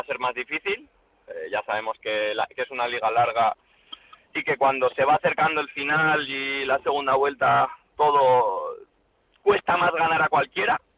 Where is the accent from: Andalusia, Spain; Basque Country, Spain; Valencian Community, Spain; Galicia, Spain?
Valencian Community, Spain; Valencia; yo soy de Valencia, tengo a mi familia aquí